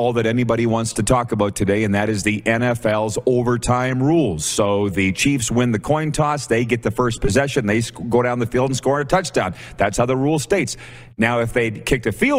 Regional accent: Calgary, Alberta, Canada; my hometown team

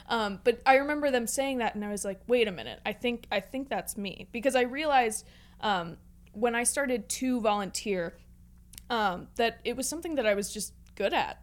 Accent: Pittsburgh, Pennsylvania, United States; I grew up in the North Hills area of Pittsburgh

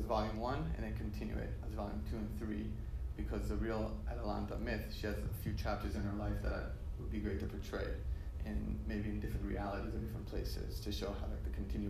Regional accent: Israel; moved away; No, I'm from Israel, but I live here now.

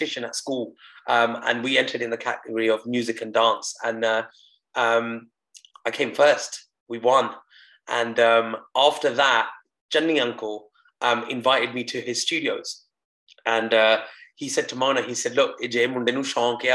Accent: United Kingdom; first language Punjabi; born in the UK in a Punjabi family where I weren't allowed to speak English at home

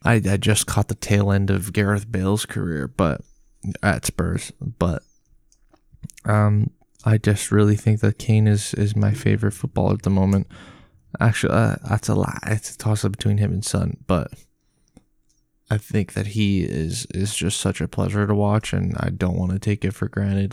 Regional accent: Tottenham, Ontario, Canada; I am from Tottenham, Ontario, Canada. Not Tottenham, U K.

